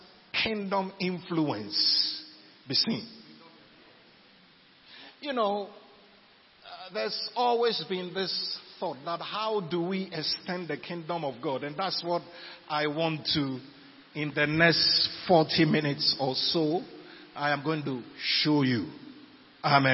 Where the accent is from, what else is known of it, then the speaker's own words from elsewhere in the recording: Ghana; we're Ghanaians, we are in Ghana